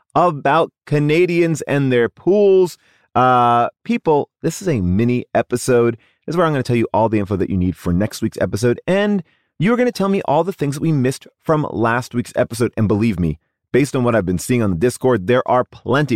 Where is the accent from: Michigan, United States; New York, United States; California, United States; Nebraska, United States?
New York, United States; now in Los Angeles, United States; I grew up on the East Coast. I had an above-the-ground pool. We were not wealthy. Um, and we loved that above the ground pool. We lived in New York